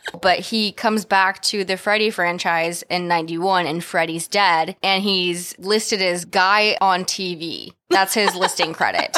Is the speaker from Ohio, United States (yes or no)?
no; California, United States; we're also from California